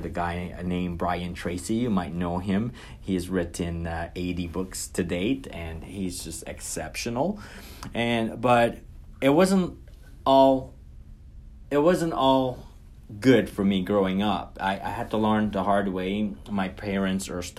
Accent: Guyana; now in North America; I was born and raised in Guyana, South America.

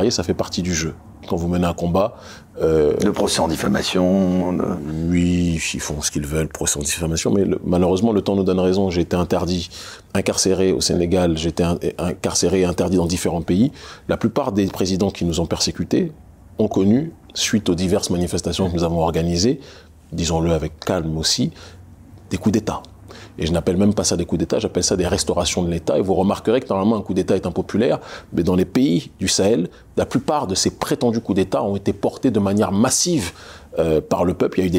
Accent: Île-de-France, France; also born or lived in Strasbourg; J'y suis né, mais je l'ai quitté, j'avais un an et demi. Donc, je n'ai pas de souvenir de cela. J'ai vécu la plupart de ma vie en région parisienne.

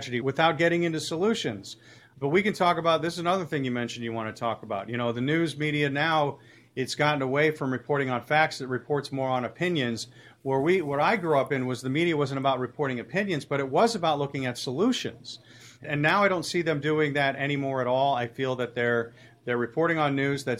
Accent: North Shore, Illinois, United States; also born or lived in St. Louis; I grew up on the North Shore

